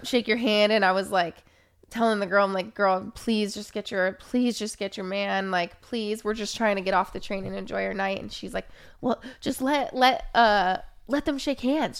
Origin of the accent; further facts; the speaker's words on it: Oregon, United States; growing up in Oregon